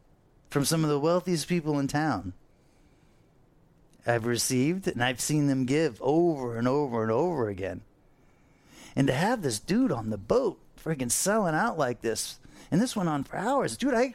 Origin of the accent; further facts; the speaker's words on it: Fort Lauderdale, Florida, United States; I grew up on the Intercoastal here in Fort Lauderdale.